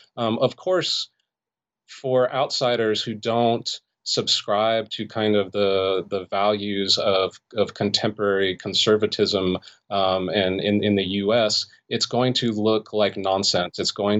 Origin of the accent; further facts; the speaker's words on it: Los Angeles, California, United States; Yeah, so I grew up in the Los Angeles area in the San Fernando Valley.